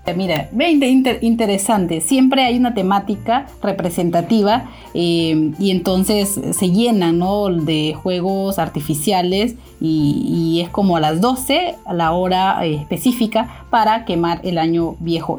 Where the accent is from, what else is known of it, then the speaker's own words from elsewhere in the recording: Honduras; now in Peru; nosotros dos, tanto Claudia como yo, somos de Honduras